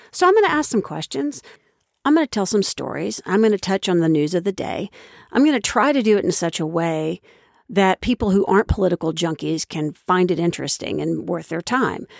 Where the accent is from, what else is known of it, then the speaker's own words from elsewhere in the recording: Oklahoma, United States; moved away as an adult; now in Washington, United States; I was raised in Oklahoma, which is the buckle of the Bible Belt